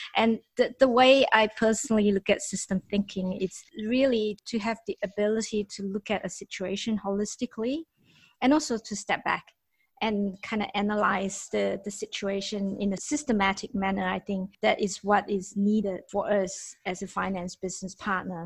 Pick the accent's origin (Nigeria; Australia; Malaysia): Malaysia; I myself as a Malaysian